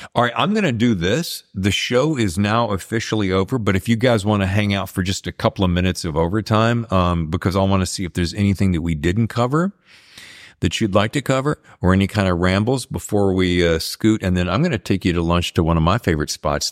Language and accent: English; United States; I grew up in the South and the East